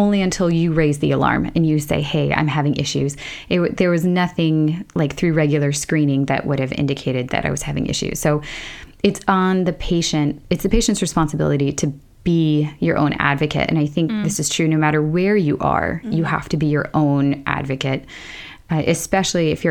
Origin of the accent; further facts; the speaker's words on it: United States; now in Sweden; I'm American.